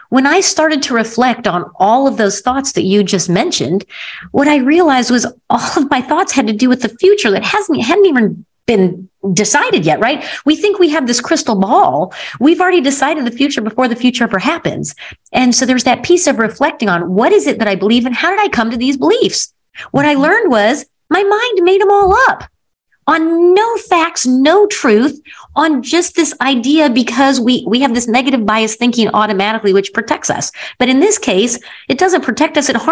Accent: Missouri, United States; I come from the Show Me State in Missouri

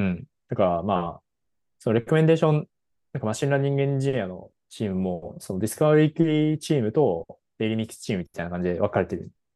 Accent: Japan; 僕らも日本語で喋ってた

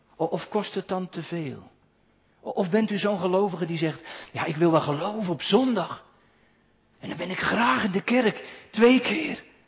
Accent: Katwijk, South Holland, Netherlands; moved away; Iemand uit mijn geboorteplaats, de ouderling daar

